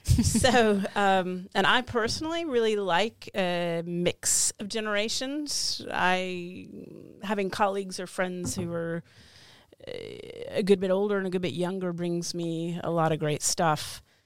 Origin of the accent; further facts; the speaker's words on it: United States; now in Oslo, Norway; I'm an American living in Oslo